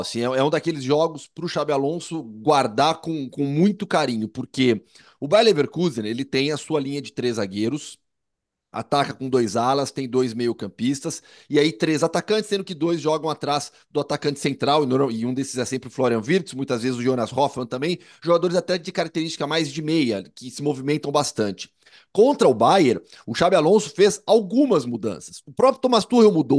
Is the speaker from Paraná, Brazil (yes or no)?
no; interior of São Paulo, Brazil; moved away as an adult; now in Madrid, Spain; no interior de São Paulo, a gente tinha muito isso, né? Na minha adolescência, assim, eu cansei de ir em carnaval de salão